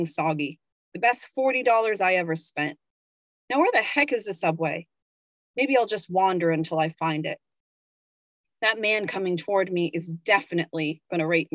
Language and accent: English; Virginia, United States; moved away as an adult; also born or lived in Richmond, Virginia; now in New York, United States; I am from Virginia and I lived in Richmond, the capital of the Confederacy during the Civil War